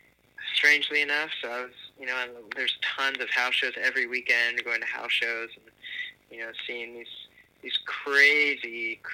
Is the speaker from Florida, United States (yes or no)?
no; New Jersey, United States; born there; back to the East Coast, technically. I was born in New Jersey, but it brought me back there for 4 years